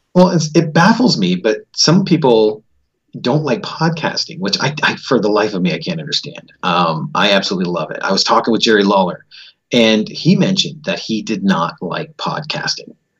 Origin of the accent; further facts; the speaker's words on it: Canada; also born or lived in Florida; I was born right here in Canada